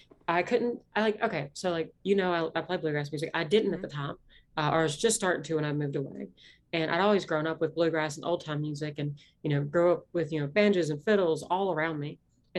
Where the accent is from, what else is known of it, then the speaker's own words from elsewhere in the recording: Appalachia, United States; accent: Appalachian; My accent is not that, deep South accent. It's an Appalachian accent.